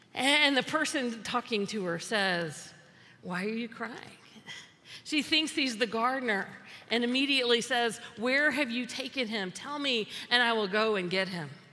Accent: the South, United States; I'm from the South

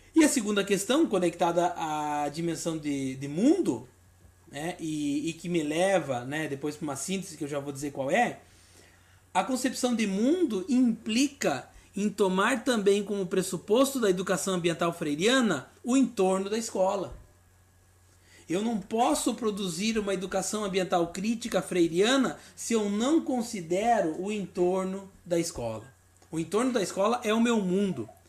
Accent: Rio Grande do Sul, Brazil; also born or lived in Paraná / São Paulo; now in Santa Catarina, Brazil; capital do meu estado do Rio Grande do Sul, sou gaúcho, mas moro em Santa Catarina

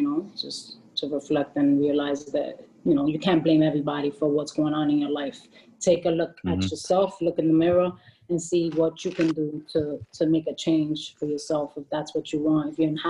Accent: Bronx, New York, United States; I could understand the people in the community and stuff more, being that I could relate to them growing up in the Bronx.

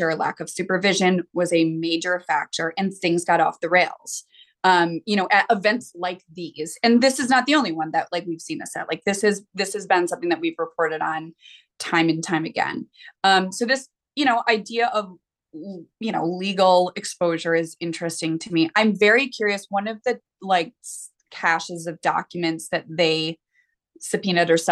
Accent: United States; I'm an American

